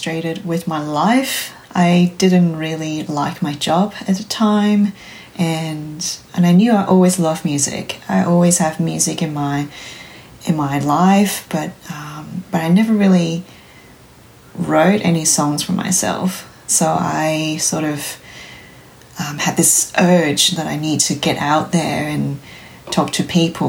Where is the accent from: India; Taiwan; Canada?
Taiwan; moved away as an adult; now in Canberra, Australia; I'm originally from Taiwan